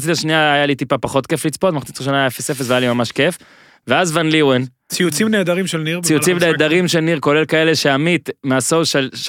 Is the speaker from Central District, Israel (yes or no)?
no; Holon, Tel Aviv District, Israel; אה, גרתי בה, גדלתי בה.